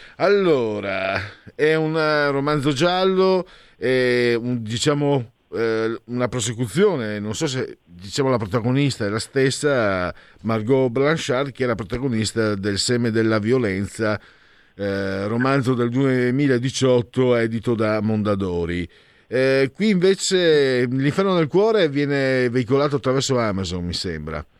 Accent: Friuli-Venezia Giulia, Italy; moved away as an adult; also born or lived in Veneto; now in Milan, Italy; vengo dal Friuli, mezzo Veneto, mezzo Friulano sono

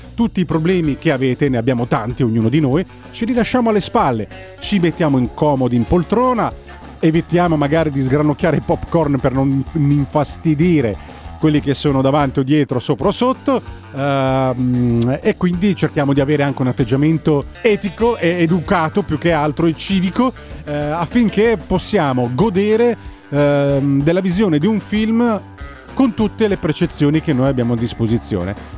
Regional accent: Scilla, Calabria, Italy; un mio compaesano Antonio che è di Scilla, il paese dove sono nato io, in provincia di Reggio Calabria

